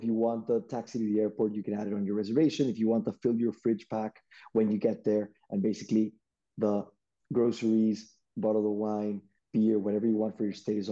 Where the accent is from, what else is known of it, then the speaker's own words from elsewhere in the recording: Lima, Peru; born and raised in Lima, Peru